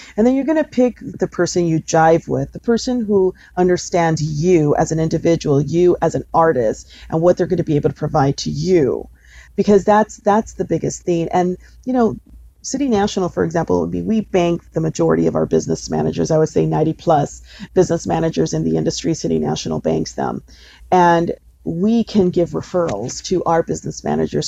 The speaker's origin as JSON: {"language": "English", "town": "Los Angeles", "region": "California", "country": "United States", "said": "I'm from originally from East Los Angeles in here"}